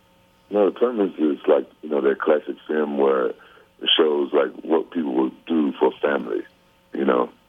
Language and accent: English; Memphis, Tennessee, United States; I'm from Memphis, Tennessee.